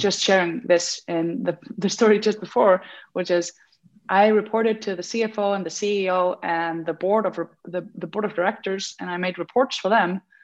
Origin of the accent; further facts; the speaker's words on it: Iceland; I came back home and uh, to Iceland. I'm from Iceland